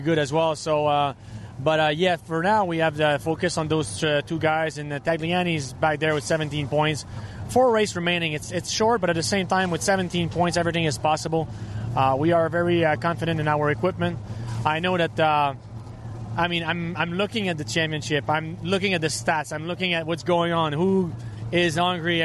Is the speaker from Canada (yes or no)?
yes; Trois-Rivières, Quebec, Canada; I'm from Three Rivers